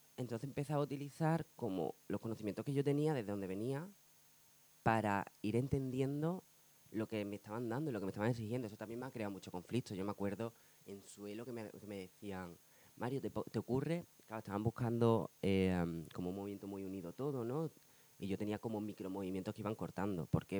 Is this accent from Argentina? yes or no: no; Badajoz, Extremadura, Spain; also born or lived in Seville; now in Madrid, Spain; soy sevillano. Bueno, realmente soy de Badajoz.